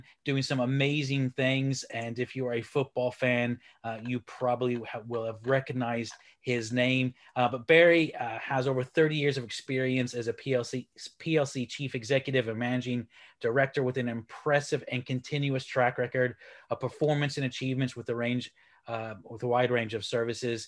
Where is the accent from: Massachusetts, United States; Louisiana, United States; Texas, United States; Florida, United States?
Texas, United States; now in United Kingdom; I am a Texan living in the UK